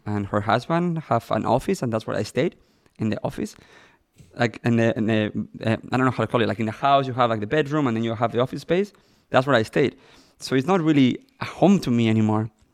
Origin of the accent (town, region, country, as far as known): Madrid, Community of Madrid, Spain; born or raised there; English is a second language; moved away as an adult; now in Los Angeles, United States